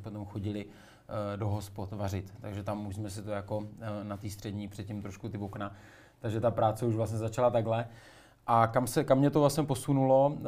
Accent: Moravská Třebová, Pardubice Region, Czechia; Moravská Třebová

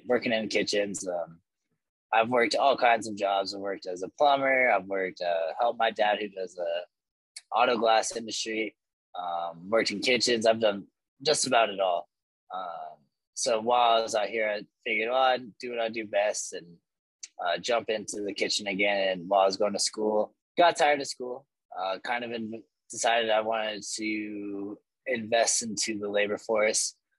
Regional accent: Bayfield, Colorado, United States; I am from Southwest Colorado, a small little town outside of Durango called Bayfield. So I went to Bayfield High School there

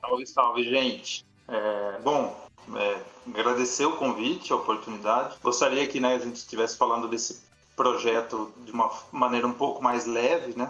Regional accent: Piracicaba, São Paulo, Brazil; eu também sou nascido em Piracicaba e também frequentava as ruas do centro

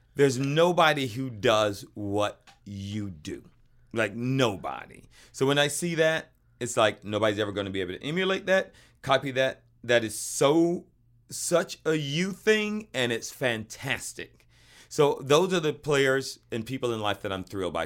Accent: the South, United States; we grew up in the South

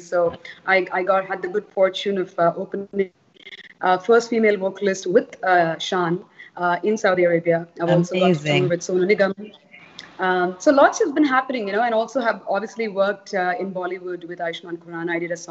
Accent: Toronto, Ontario, Canada; also born or lived in Charleston / California; now in Dubai, United Arab Emirates; I used to live in Canada. I am Canadian. I was based in Toronto for some time.

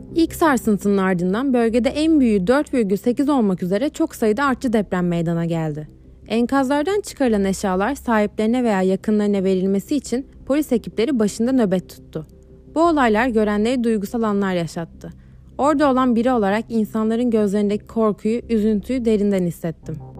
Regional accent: İzmir, Turkey; Bir İzmirli olarak

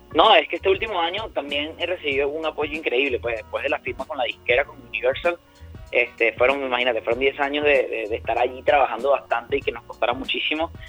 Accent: Barinas, Venezuela; moved away; also born or lived in Caracas; yo vengo de Barinas, entonces allá parece mentira, pero yo llegué a la capital o vine a ciudades principales del país

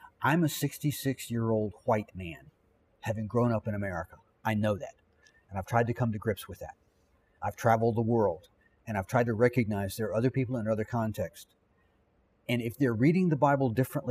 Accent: Virginia, United States; I grew up here in Virginia

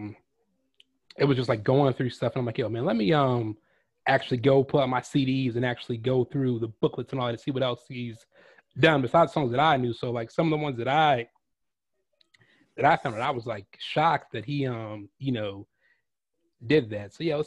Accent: Newport News, Virginia, United States; I grew up in Newport News

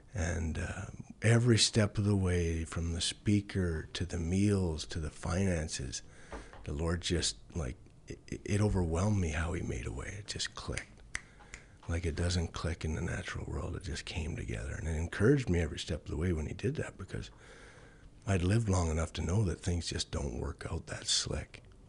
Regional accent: Chauvin, Alberta, Canada; also born or lived in Bonnyville, Alberta; I was born in Chauvin, Alberta. and, um, grew up on a farm there

